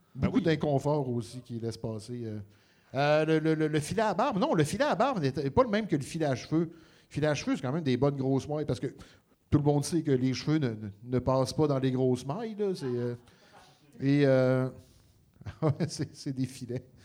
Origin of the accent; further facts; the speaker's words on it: Montreal, Quebec, Canada; chez nous à Montréal